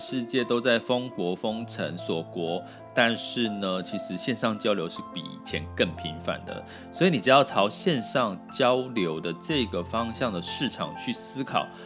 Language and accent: Chinese; Taiwan; accent: Taiwanese Mandarin; 有点台湾国语